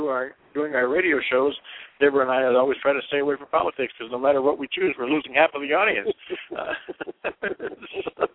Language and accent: English; Michigan, United States; now in Arizona, United States; you and I both grew up in Michigan